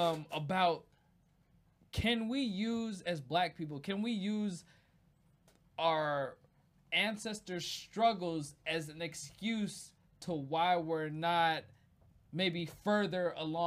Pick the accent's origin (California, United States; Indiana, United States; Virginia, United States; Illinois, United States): California, United States; Fairfield; I grew up in Fairfield, California, so it's pretty. It's really diverse. 25% pretty much every race.